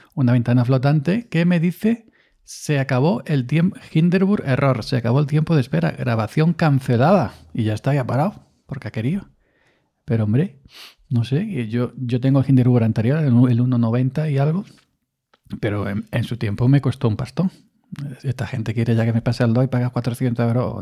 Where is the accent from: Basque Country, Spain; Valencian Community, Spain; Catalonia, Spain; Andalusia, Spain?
Andalusia, Spain; Granada; now in Córdoba, Spain; yo soy de Granada, aunque resido en Córdoba, los dos somos andaluces